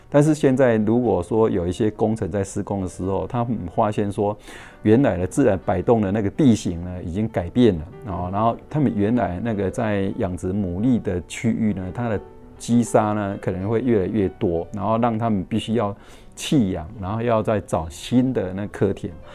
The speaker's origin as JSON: {"language": "Chinese", "area": "Wu River estuary", "region": "Changhua County", "country": "Taiwan", "tie": "born or raised there", "said": "我是出生在彰化最西北角的乌溪出海口"}